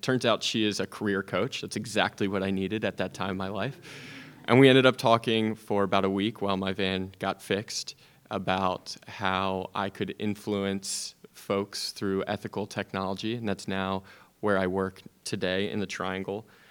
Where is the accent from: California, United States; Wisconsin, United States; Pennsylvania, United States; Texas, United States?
Pennsylvania, United States; Media; moved away; my hometown in Media, Pennsylvania